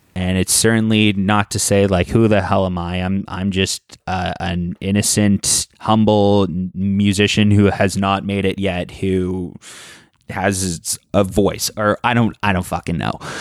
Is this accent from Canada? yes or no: yes; Toronto, Ontario, Canada; growing up in Toronto